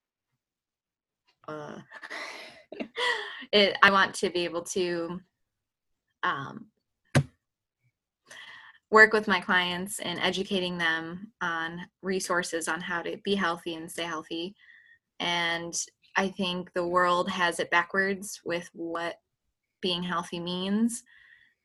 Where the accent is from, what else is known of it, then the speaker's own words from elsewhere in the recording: Western New York, United States; moved away as an adult; now in Columbus, United States; I come from Western New York, moved to Columbus a year ago